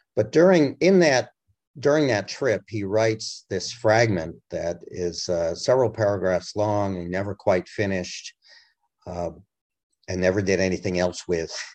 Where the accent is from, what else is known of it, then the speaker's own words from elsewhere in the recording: Massachusetts, United States; moved away as an adult; also born or lived in Europe; now in Washington D.C. area, United States; my home state of massachusetts